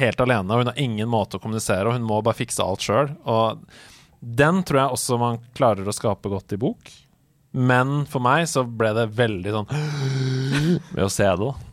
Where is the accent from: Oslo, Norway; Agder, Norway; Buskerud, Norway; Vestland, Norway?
Oslo, Norway; jeg kommer jo fra Oslo